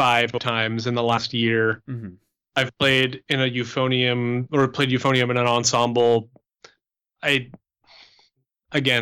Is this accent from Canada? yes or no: yes; Canada; moved away; I'm Canadian. I grew up speaking French